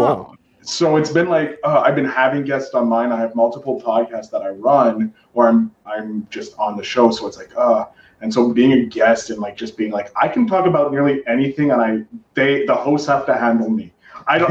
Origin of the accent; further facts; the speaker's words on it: Canada; I'm Canadian